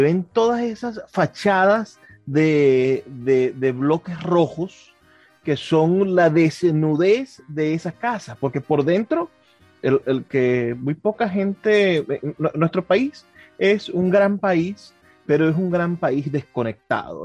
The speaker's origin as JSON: {"language": "Spanish", "town": "Maracaibo", "region": "Zulia", "country": "Venezuela", "said": "yo soy de Maracaibo"}